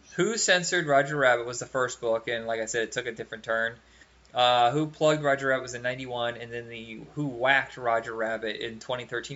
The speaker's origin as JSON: {"language": "English", "region": "Indiana", "country": "United States", "tie": "born or raised there", "said": "my hometown in Indiana"}